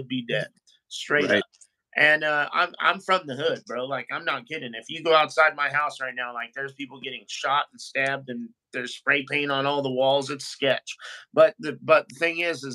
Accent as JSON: {"language": "English", "region": "California", "country": "United States", "tie": "born or raised there", "said": "I'm from California"}